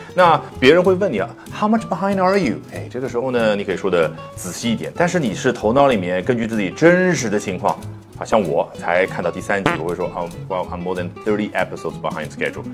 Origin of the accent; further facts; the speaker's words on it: China; 我们中国人